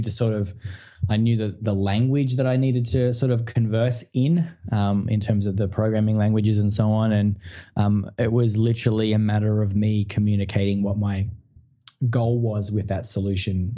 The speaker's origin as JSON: {"language": "English", "region": "country Victoria", "country": "Australia", "tie": "born or raised there", "said": "i grew up in country victoria um, in australia so in a small town you know not very big about two hours from melbourne"}